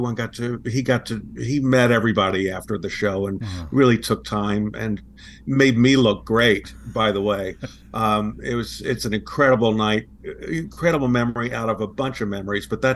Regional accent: Sugar Land, Texas, United States; moved away; my hometown of Sugar Land, Texas

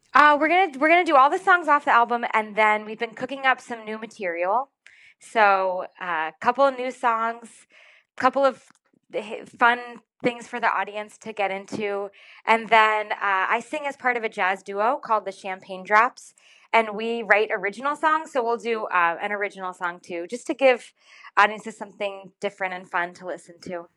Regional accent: Rhode Island, United States; I'm, I'm originally from Rhode Island. I was born in Rhode Island.

